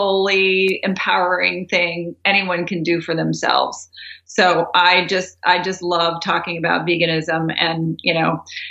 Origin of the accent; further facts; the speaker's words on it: Doraville, Georgia, United States; I grew up in Doraville, Georgia